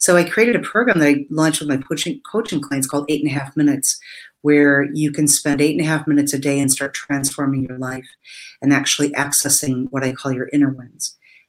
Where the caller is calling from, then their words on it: Indiana, United States; I am in Northwest Indiana, about 45 minutes from Chicago.